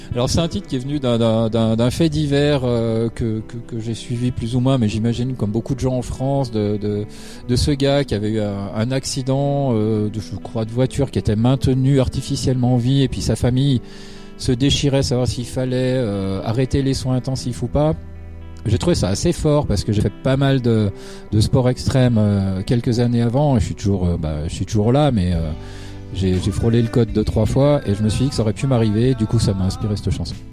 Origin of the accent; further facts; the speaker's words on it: Switzerland; c'est un groupe suisse. on vient de la région de Lausanne-Fribourg